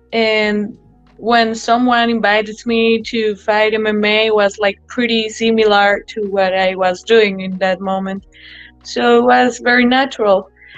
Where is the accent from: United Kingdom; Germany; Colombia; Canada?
Colombia; Medellin, Antioquia; now in United States; It's very different from being here. Like right now, I'm in US and I could spend some time living here too.